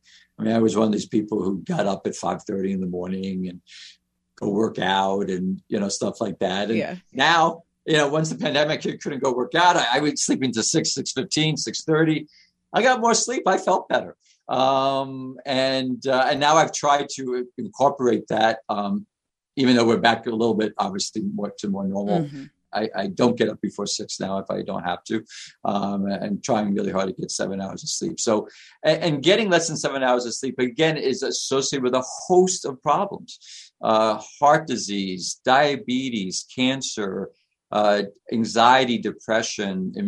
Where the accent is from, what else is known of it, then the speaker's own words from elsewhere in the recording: New York City, New York, United States; I lived in New York. I grew up in Queens.